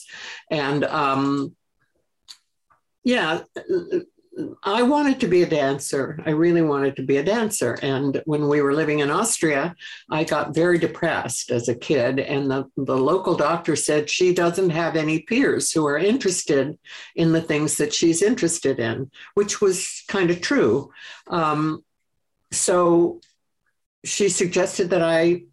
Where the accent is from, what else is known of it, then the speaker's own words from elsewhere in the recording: Connecticut, United States; I grew up in Connecticut, in the country, on a farm, a 21-acre, quote, gentleman's farm in Wisconsin